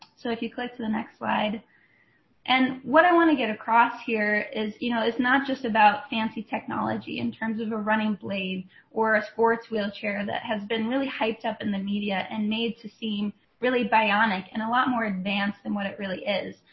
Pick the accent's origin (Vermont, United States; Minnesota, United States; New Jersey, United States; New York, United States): Minnesota, United States; Rochester; I grew up just outside of uh, Rochester, Minnesota